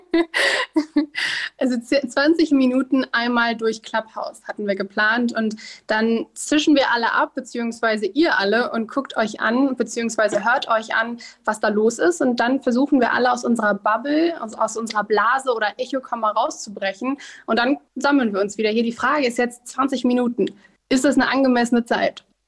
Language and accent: German; Duisburg, North Rhine-Westphalia, Germany; moved away as an adult; now in Bonn, Germany; geboren bin ich in Duisburg, aber aktuell, weil ich hier studiere, bin ich jetzt in der einzig wirklichen Hauptstadt für mich